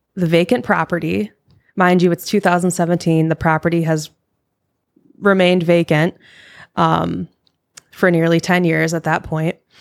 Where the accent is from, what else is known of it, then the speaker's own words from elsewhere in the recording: Michigan, United States; moved away; I am from Michigan. So I grew up in a haunted house.